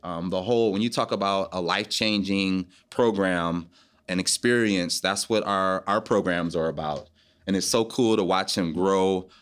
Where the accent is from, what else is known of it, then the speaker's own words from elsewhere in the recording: Detroit, Michigan, United States; My hometown is Detroit, Michigan.